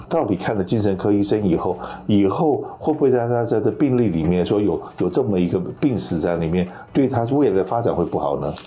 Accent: Taiwan; moved away as an adult; now in United States; 我是从台湾出生长大，然后来到美国

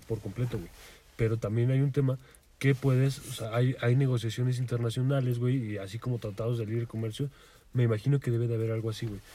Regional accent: Mexico; soy legal aquí en México

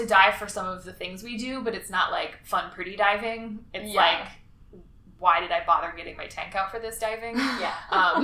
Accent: Springfield, Illinois, United States; moved away as an adult; also born or lived in New Orleans, Louisiana; now in Dauphin Island, Alabama, United States; I was born in Springfield, Illinois, which is flat and in the middle of nothing with no water

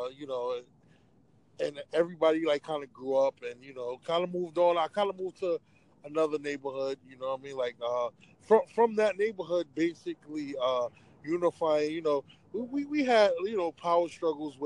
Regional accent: New York City, New York, United States; also born or lived in Far Rockaway, Queens / Jamaica, Queens; I moved from Far Rockaway, Queens to Jamaica, Queens.

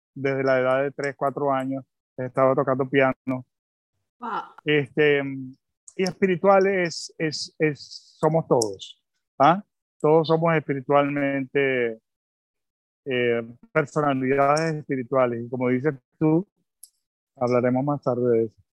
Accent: Caracas, Capital District, Venezuela; also born or lived in Tel Aviv, Israel / England / Bogotá, Colombia / India; al año me trajeron a Venezuela

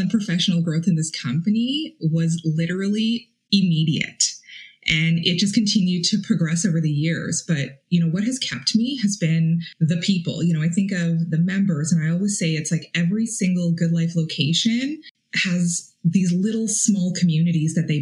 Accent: Toronto, Ontario, Canada; moved away as an adult; also born or lived in Ottawa; I was 18 years old and I moved to Ottawa from Toronto

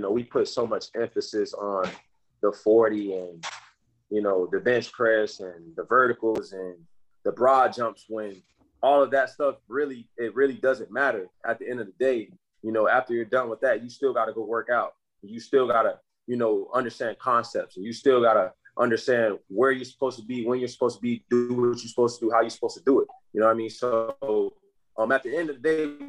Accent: Tampa, Florida, United States; I'm from Tampa, Florida, and I take pride in my community

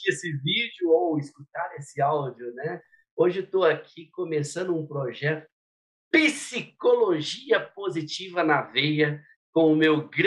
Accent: Minas Gerais, Brazil; sou mineirinho do interior de Minas

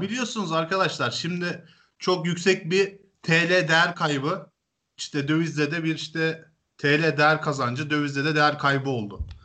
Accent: Turkey; Türküz biz

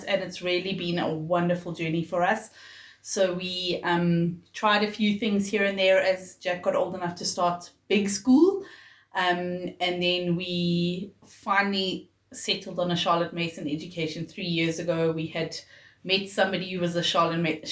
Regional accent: Johannesburg, Gauteng, South Africa; also born or lived in Pietermaritzburg; I was born in Pietermaritzburg, but my parents moved to Johannesburg, I think I was a year old, so really I'm a Joburger through and through.

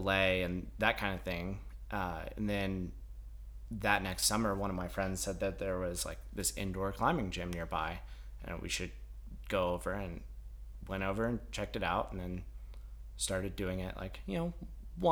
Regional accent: Centennial, Colorado, United States; I grew up in the Denver Centennial area

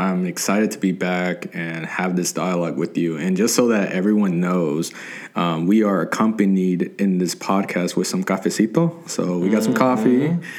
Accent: Georgia, United States; also born or lived in Los Angeles, California; I was born in Los Angeles, California, but I had my ties here in the South, in Georgia, and I got to experience it like my whole life.

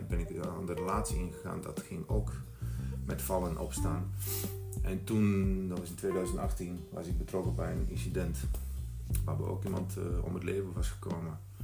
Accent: Bosnia & Herzegovina; Dutch is a second language; moved away as an adult; now in Netherlands; ik was 19 toen ik naar Nederland kwam uit Bosnië, 1993 was dat

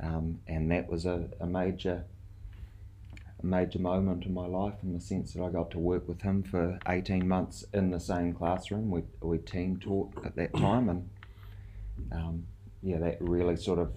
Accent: South Island, New Zealand; moved away as an adult; also born or lived in Rarotonga, Cook Islands; now in Tauranga, New Zealand; I'm from the South Island

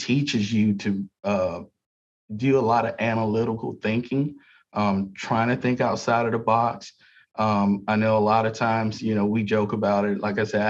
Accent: South Florida, United States; now in Pensacola, United States; I'm from South Florida, so I worked for Miami-Dade Transit

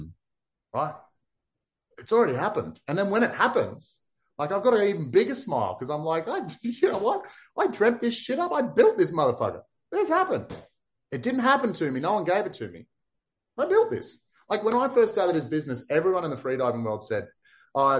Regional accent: Townsville, Queensland, Australia; I was from Townsville

